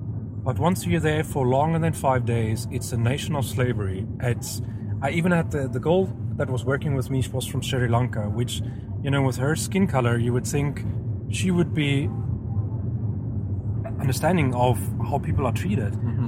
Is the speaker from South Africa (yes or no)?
yes; South Africa; moved away; I'm South African, well, I was South African.